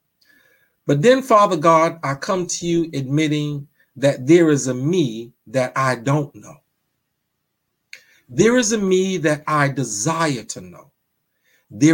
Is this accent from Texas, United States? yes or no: no; New York, United States; I'm from Brooklyn. We don't have fireplaces in Brooklyn